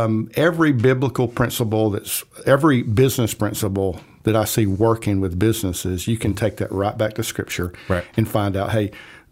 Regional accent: Rome, Georgia, United States; moved away as an adult; also born or lived in Southern California; now in Cobb County, United States; I was born in Rome, left to go serve in the military. Southern California.

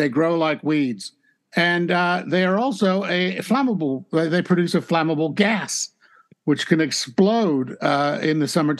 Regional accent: Southern California, United States; I grew up in Southern California where every other tree is a gum tree

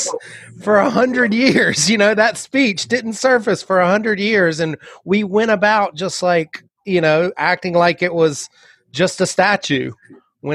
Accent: North Carolina, United States; now in California, United States; growing up in North Carolina

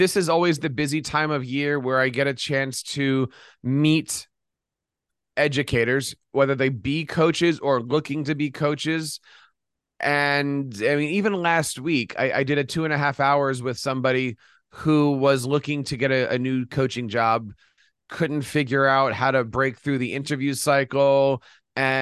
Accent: Philadelphia, Pennsylvania, United States; Philadelphia, my hometown

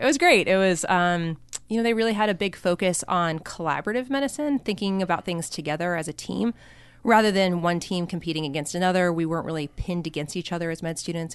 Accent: Colorado, United States; moved away as an adult; also born or lived in Seattle / Stanford; I'm from Colorado originally, so I grew up in Colorado.

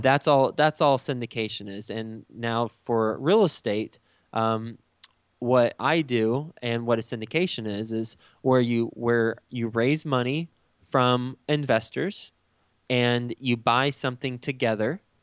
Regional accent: Texas, United States; moved away as an adult; also born or lived in New York City; now in Cincinnati, United States; I'm from Texas. I grew up in Texas

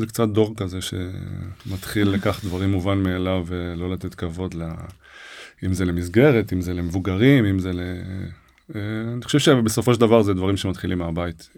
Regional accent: Ra'anana, Central District, Israel; also born or lived in Herzliya; אבא שלי היה מעורב מאוד במחלקת הנוער במכבי רעננה, אה, איפה שגדלתי

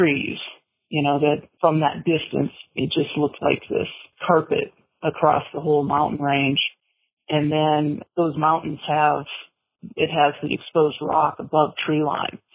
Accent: Montana, United States; also born or lived in Twin Cities, Minnesota, United States; I was born in Minnesota in the Twin Cities area. My family moved to Montana when I was 9

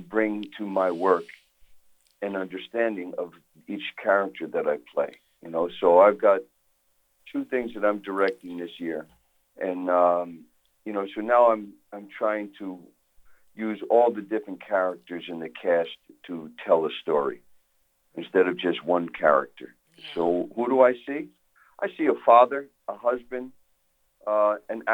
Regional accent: New York City, New York, United States; moved away; I'm from New York. I was born and raised in Brooklyn

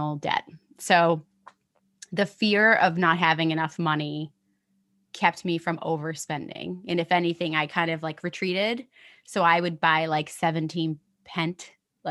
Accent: United States; also born or lived in London; now in New York, United States; I have a US passport, right? Like I'm American

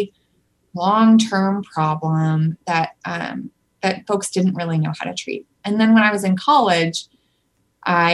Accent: Seattle, Washington, United States; I'm from Seattle

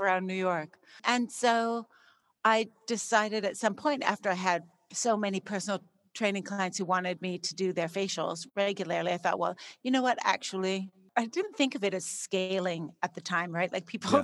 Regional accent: Canada; I grew up in Canada

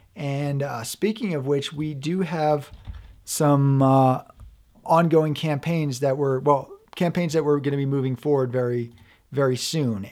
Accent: New York, United States; also born or lived in Vermont; now in Colorado, United States; I'm from back east. I lived in, well, I'm from New York State. I lived in Vermont. for a total of over ten years.

